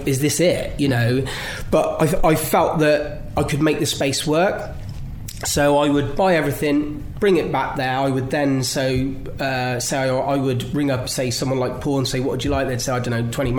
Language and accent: English; Cirencester, South West England, United Kingdom; moved away as an adult; now in Cornwall, United Kingdom; I came back to Gloucestershire, which I'm where I'm from, just down the road.